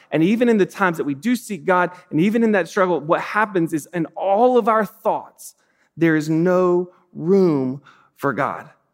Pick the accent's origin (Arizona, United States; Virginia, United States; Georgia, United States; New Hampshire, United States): Georgia, United States; South; I grew up in South Georgia